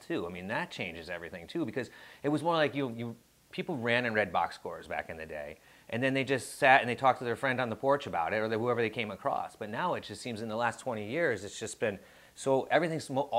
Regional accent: New York, United States; now in Connecticut, United States; where I grew up in New York

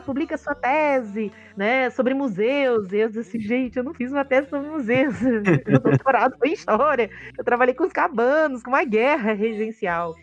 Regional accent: Rio de Janeiro, Brazil; moved away as an adult; also born or lived in Alagoas; now in Sergipe, Brazil; eu sou uma carioca é, de fronteiras e uma historiadora de fronteiras também, né? Eu estou há 17 anos no Nordeste, vim do Rio para Alagoas

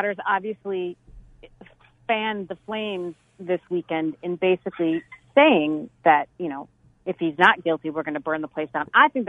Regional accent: St. Paul, Minnesota, United States; now in Chandler, United States; No, my hometown being the Twin Cities of Minneapolis.

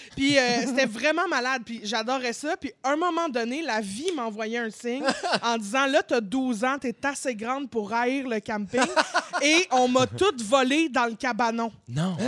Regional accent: Montreal, Quebec, Canada; also born or lived in Laval; j'ai toujours été à Montréal. J'étais, non, c'est pas vrai. J'étais dans la banlieue euh, quand j'étais ado. J'habitais à Laval.

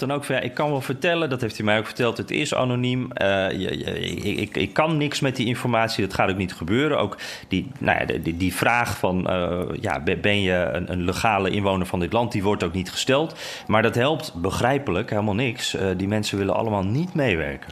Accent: Netherlands; moved away; ik uit Nederland kwam

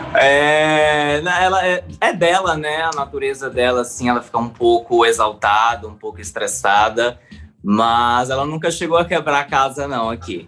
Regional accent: Northeast Region, Brazil; eu sou gay, sou nordestino

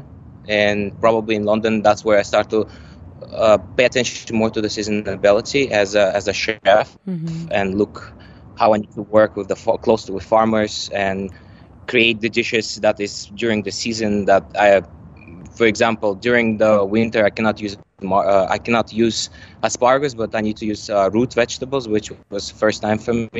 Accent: Dubai, United Arab Emirates; also born or lived in Malaysia / United States; I grew up literally in Dubai.

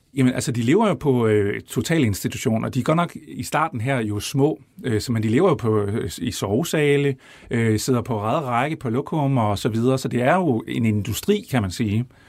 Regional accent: Brejning, Southern Denmark, Denmark; jeg er opvokset ude i Brejning, som vi kommer til at tale en masse om, imellem Vejle og Fredericia

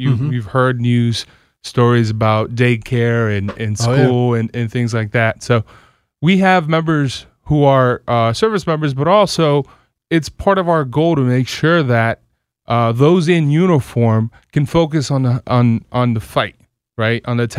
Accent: Silver Spring, Maryland, United States; I'm one of those rare locals, so I grew up here in Silver Spring, Maryland.

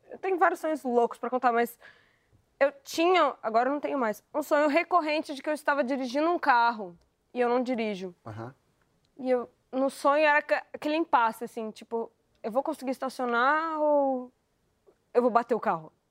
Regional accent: Rio Grande do Sul, Brazil; quando eu ia no, no jogo do Inter, eu sou gaúcha, né?

